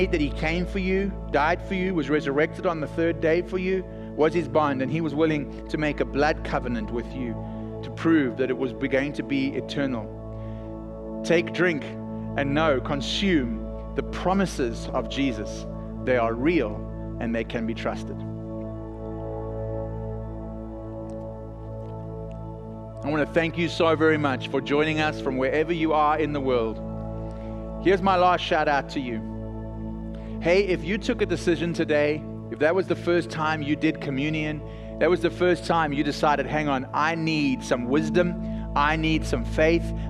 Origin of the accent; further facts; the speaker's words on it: South Africa; accent: South African; now in Texas, United States